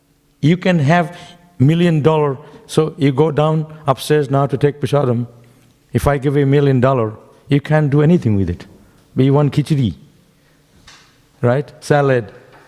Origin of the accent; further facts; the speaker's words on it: Shantipur, West Bengal, India; born there; Why I was born in Shantipur. You heard of Shantipur? It's near Mayapur.